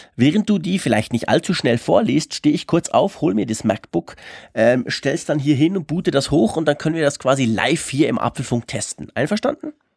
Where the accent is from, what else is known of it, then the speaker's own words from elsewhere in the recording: Switzerland; accent: Swiss; ich spreche halt als Schweizer ein bisschen anders